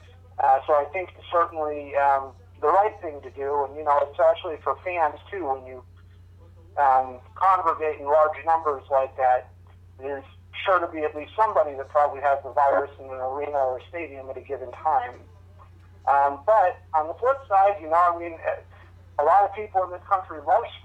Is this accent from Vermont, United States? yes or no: yes; Vermont, United States; growing up in Vermont, I was actually in junior high when 9/11 happened